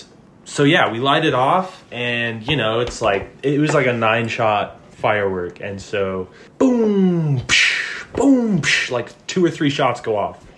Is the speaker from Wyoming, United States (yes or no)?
yes; Lander, Wyoming, United States; growing up in Lander, but it was good. Good place to grow up.